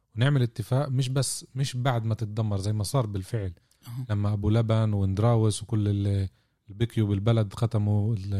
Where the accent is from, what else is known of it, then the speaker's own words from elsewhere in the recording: Israel; في فلسطيني الداخل اللي هم احنا